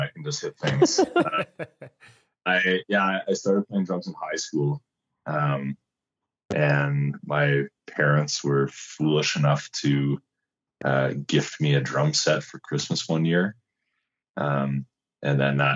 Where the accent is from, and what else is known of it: Winnipeg, Manitoba, Canada